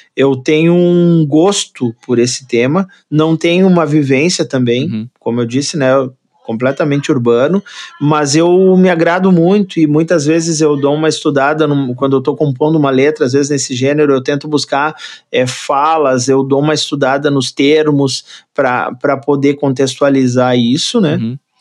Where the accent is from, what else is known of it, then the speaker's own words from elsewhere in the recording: Rio Grande do Sul, Brazil; Sou gaúcho, sou gaúcho de apartamento, né? Sou gaúcho urbano